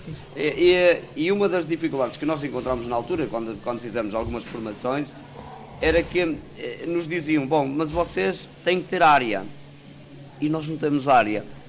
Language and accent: Portuguese; Granja, Norte, Portugal; minha aldeia, na Granja, e eu, eu na altura ficava com, na casa dos meus avós